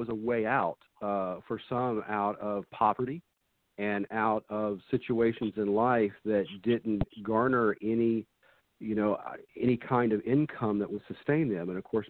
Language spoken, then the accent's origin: English; Dayton-Cincinnati area, Ohio, United States; now in Pensacola, United States; I grew up in the Dayton-Cincinnati area